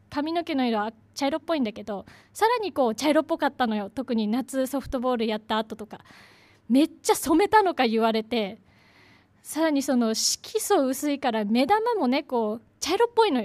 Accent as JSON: {"language": "Japanese", "town": "Kazo", "region": "Saitama", "country": "Japan", "tie": "born or raised there", "said": "ちょっと苦い思い出のある地元のお話です"}